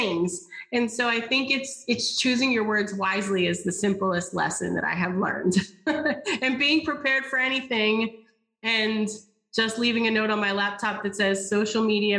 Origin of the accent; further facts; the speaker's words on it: the South, United States; I am from the South. I say y'all often